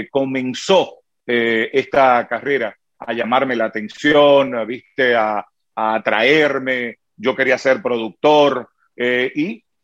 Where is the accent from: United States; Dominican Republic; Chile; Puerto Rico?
Dominican Republic; y yo me pasé la tarde entera diciendo no, no, no, no, no, no, no, no, no, no, no, como buen dominicano, ¿no?